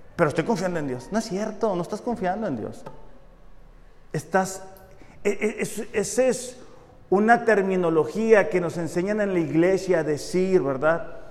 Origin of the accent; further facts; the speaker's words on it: Mexicali, Baja California, Mexico; soy orgullosamente de Mexicali